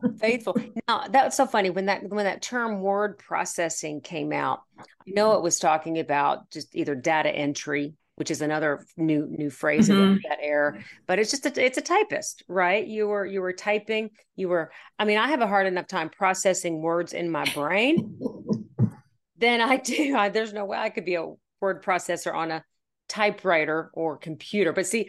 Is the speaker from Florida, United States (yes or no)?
no; Pennsylvania, United States; born there; now in Arkansas, United States; I'm now living in the state of Arkansas. I was born in Pennsylvania, so I've always been a Yankee.